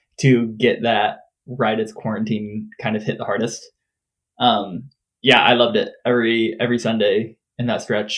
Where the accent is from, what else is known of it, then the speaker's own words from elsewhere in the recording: Peoria, Illinois, United States; moved away; I grew up around Peoria, and so a lot of like the media and stuff that I follow is still Peoria area